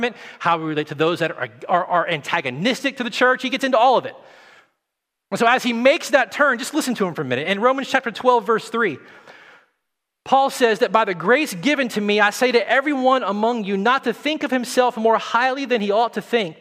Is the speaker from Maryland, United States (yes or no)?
no; the South, Tennessee, United States; moved away; I come from the South